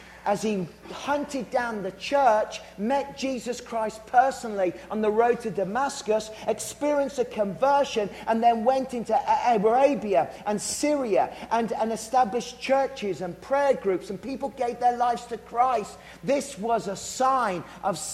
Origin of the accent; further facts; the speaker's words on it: Worcestershire, West Midlands, United Kingdom; I'm from Worcestershire